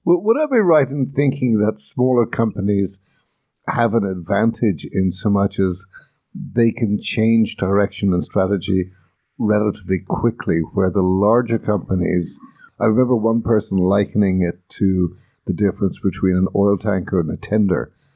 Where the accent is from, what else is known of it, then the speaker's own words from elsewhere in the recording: Ireland; moved away; I come from Ireland, as does Maeve, and in Ireland we talk to everybody